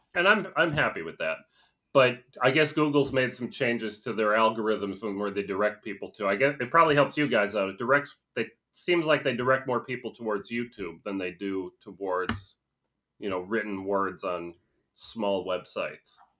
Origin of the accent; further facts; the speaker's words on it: Scranton, Pennsylvania, United States; where I grew up, It was, uh, you, you guys may have even heard of the town. It was up in, uh, Scranton, Pennsylvania